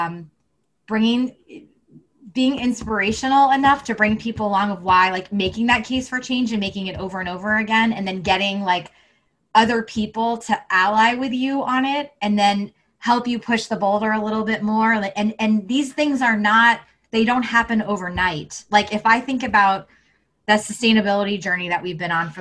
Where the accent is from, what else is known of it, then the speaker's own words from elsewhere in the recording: the South, United States; I grew up in the South